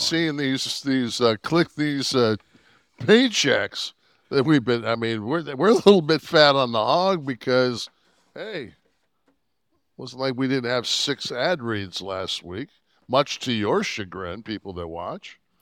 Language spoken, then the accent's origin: English; Detroit, Michigan, United States; I grew up in Detroit.